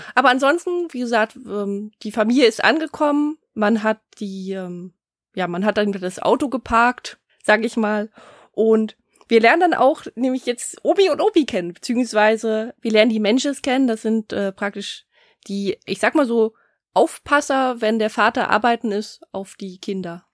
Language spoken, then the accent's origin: German; Germany; hier bei uns in Deutschland